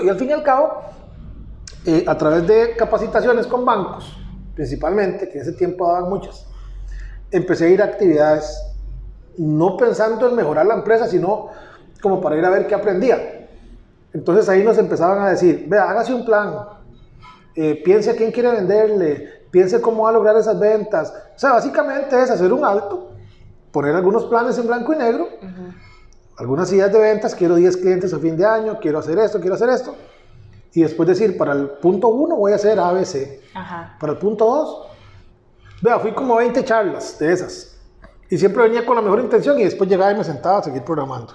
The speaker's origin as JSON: {"language": "Spanish", "town": "Pérez Zeledón", "region": "San José", "country": "Costa Rica", "tie": "born or raised there", "said": "yo estudié en San José y cuando regresé a Pérez, a, la ciudad donde yo nací, a establecer la empresa"}